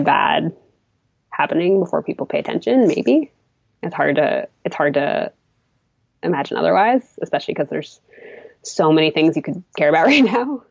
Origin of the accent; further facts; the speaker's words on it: Massachusetts, United States; moved away as an adult; also born or lived in Maine; I'm from Massachusetts originally